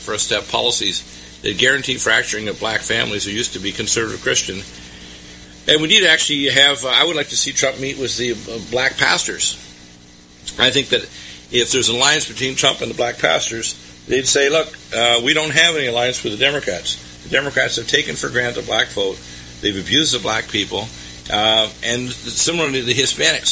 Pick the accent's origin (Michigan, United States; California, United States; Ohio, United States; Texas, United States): Michigan, United States; Detroit; I'm an American. I was born in Detroit.